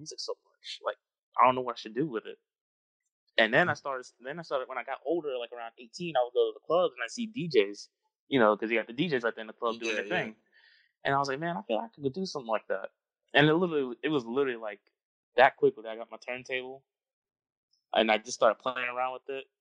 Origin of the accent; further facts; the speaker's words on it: Paterson, New Jersey, United States; now in Clover, United States; I'm originally from New Jersey, Paterson, New Jersey